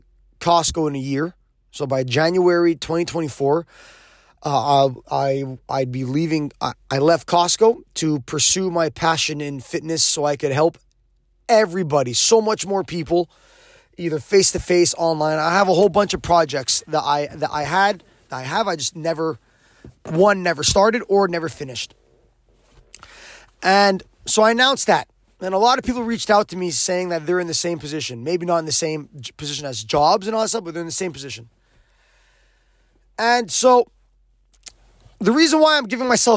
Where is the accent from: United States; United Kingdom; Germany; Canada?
Canada; Quebec; I'm an English guy who's born and raised in Quebec